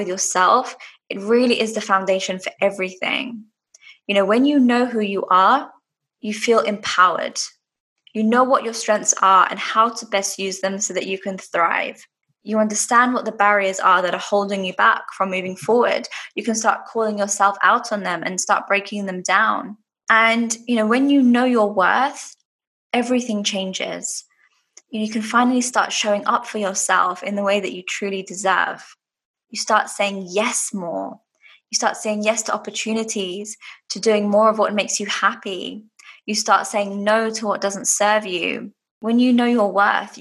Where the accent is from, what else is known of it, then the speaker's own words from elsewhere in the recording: London, United Kingdom; now in Dubai, United Arab Emirates; I'm originally from London and now living in Dubai in the UAE.